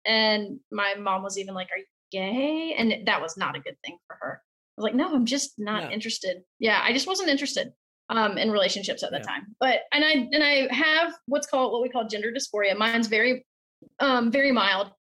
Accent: South Carolina, United States; I grew up in the South in South Carolina

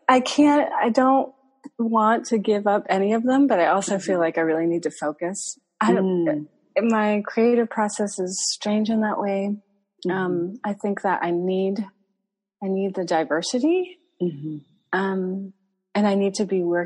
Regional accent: New England, United States; moved away as an adult; also born or lived in Vermont / Martha's Vineyard / Boston / Iowa; So I grew up in New England, but I've kind of lived all over the states a little bit

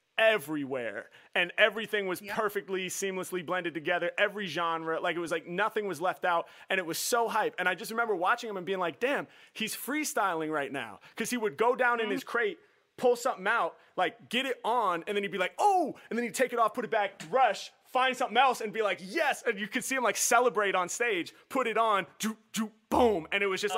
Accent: Portland, Oregon, United States; I'm from Portland, Oregon

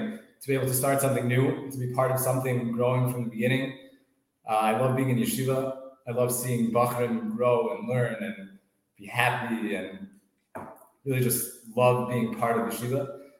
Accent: Scarsdale, New York, United States; now in Florida, United States; So I grew up in Westchester, in Scarsdale.

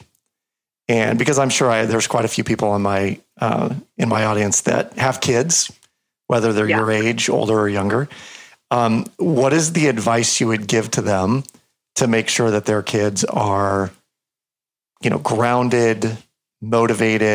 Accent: United States

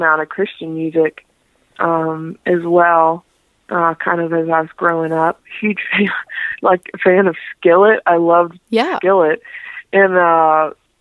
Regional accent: Raleigh, North Carolina, United States; from Raleigh, North Carolina, born and raised there, and still living there now.

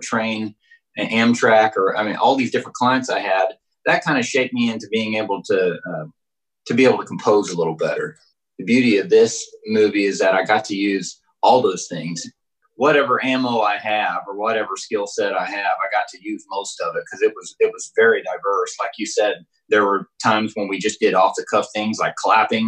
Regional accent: Southeast Oklahoma, United States; I grew up in Southeast Oklahoma when we were very poor

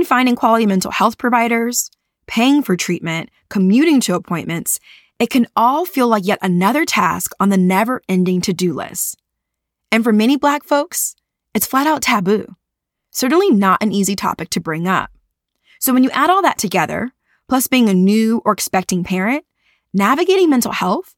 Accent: Los Angeles, California, United States; here in my hometown

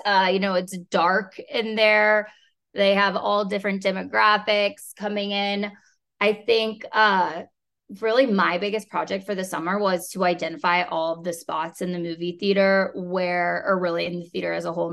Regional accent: Kansas City, Missouri, United States; now in Dallas, United States; I grew up in Kansas City

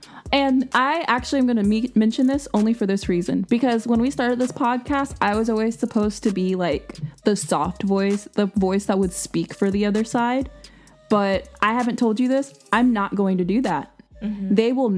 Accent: United States; I'm proud to be an American.

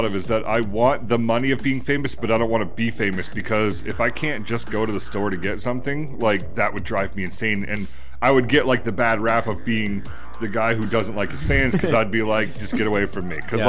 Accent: New England, United States; now in Arizona, United States; I am from New England.

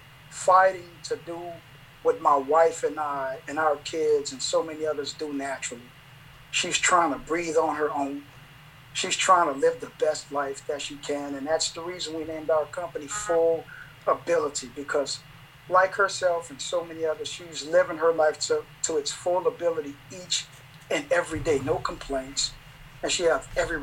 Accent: New Orleans, Louisiana, United States; now in Fresno, Texas, United States; I'm originally from New Orleans.

